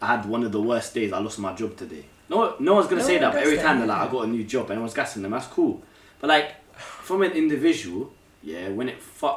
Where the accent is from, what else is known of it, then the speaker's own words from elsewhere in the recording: England, United Kingdom; Being English